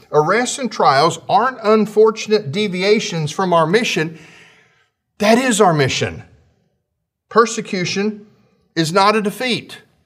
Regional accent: United States; as American citizens

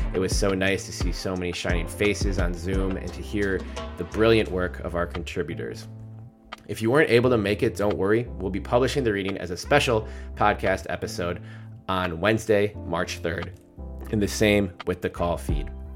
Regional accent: Minneapolis, Minnesota, United States; I grew up in Minneapolis

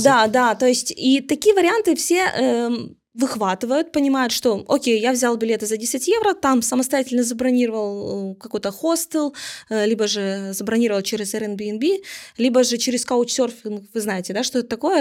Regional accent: Ukraine; мы из Украины

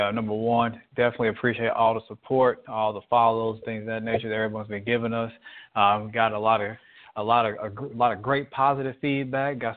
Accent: United States; for me as as, a, as an American

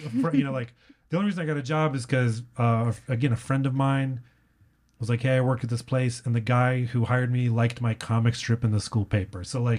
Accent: San Antonio, Texas, United States; I grew up in San Antonio, or we moved around a lot, but I went to high school in San Antonio.

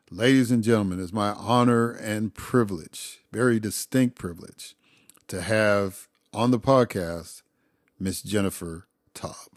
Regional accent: Chicago, Illinois, United States; moved away as an adult; also born or lived in Mississippi; now in Atlanta, United States; I'm originally from Chicago

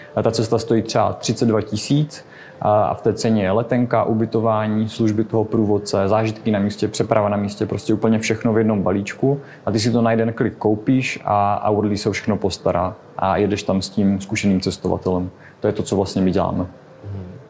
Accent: Czechia; jsme z Česka

